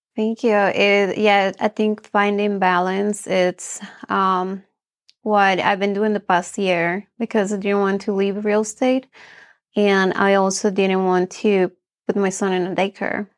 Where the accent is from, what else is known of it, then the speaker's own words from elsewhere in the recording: Bolivia; moved away; I'm from Bolivia. My mom was a housewife, and my dad did all the work